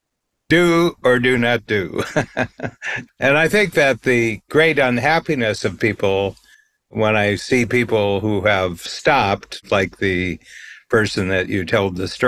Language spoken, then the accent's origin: English; Ohio, United States; we were growing up in Ohio